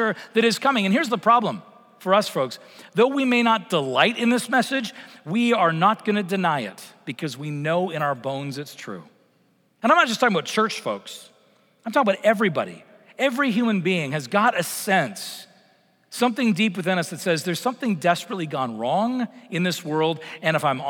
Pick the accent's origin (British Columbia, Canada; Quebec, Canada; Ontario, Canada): British Columbia, Canada; Vancouver; moved away; I grew up in Vancouver